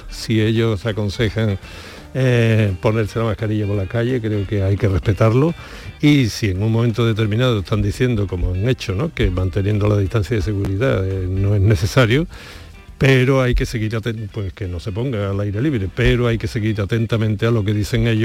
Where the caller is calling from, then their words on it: Granada, Andalusia, Spain; Buenos días … de Granada.